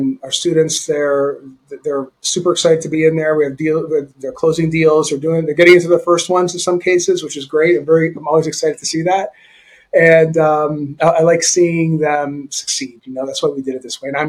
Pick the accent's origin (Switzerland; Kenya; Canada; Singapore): Canada; I grew up in Canada